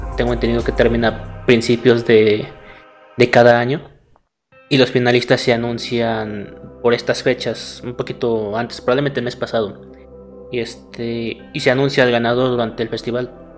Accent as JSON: {"language": "Spanish", "region": "Puebla", "country": "Mexico", "tie": "born or raised there", "also_born_or_lived": "Morelos", "said": "nací en Morelos, pero toda mi vida ha sido en Puebla."}